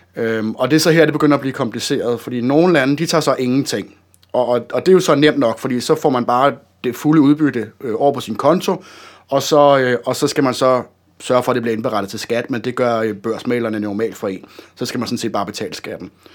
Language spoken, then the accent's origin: Danish; Denmark; som dansker